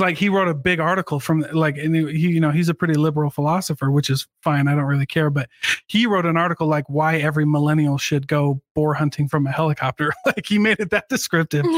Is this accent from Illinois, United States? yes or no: no; Iowa, United States; moved away; I grew up in Iowa, hunting's really big in Iowa